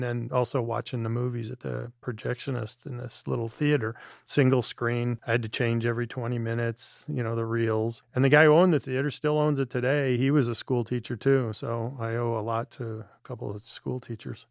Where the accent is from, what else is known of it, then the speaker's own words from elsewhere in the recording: Midwest, United States; Jerry being Midwesterner, me being same